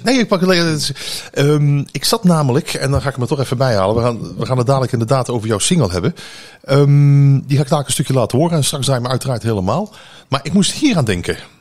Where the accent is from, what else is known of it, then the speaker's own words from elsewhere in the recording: North Brabant, Netherlands; wij als Brabanders